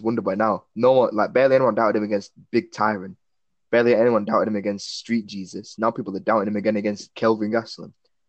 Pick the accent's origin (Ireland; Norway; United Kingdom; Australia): United Kingdom; England; Yeah, I'm from England.